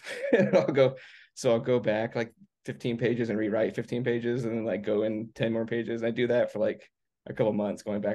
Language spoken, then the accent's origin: English; Arizona, United States; also born or lived in Los Angeles / Virginia; now in outside Washington DC, United States; I grew up in Arizona